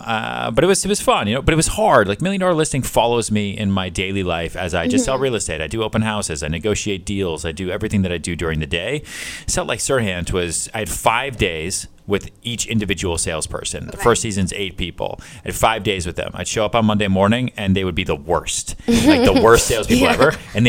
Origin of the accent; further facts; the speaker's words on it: Houston, Texas, United States; born there; also born or lived in Long Island, United States / Boston, United States; I was born in Texas, born in Houston, okay. I bounced around a lot, moved around Long Island, moved around Boston, went to college in upstate New York